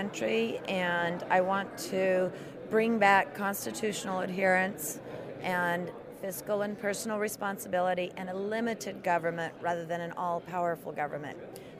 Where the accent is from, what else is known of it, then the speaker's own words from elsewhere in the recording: Apache Junction, Arizona, United States; I come from Apache Junction, Arizona.